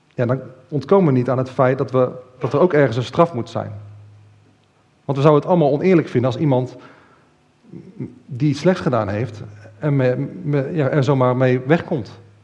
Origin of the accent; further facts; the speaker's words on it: Netherlands; als Nederlanders